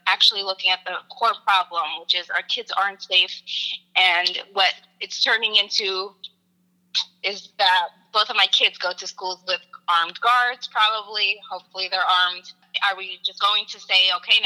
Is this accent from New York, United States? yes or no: no; Philadelphia, Pennsylvania, United States; I am from Philadelphia.